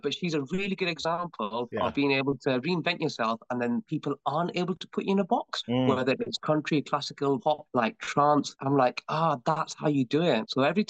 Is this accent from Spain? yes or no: no; United Kingdom; born there; as a British born artist, there's so much more I have to offer